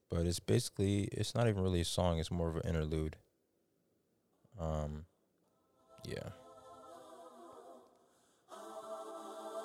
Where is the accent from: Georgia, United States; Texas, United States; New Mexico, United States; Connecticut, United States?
Georgia, United States; Snellville; I was born and raised here in Snellville